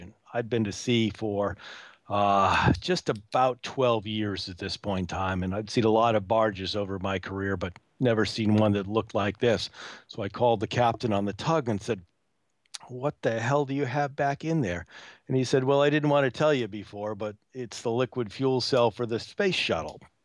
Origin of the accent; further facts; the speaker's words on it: New England, United States; being born and raised in New England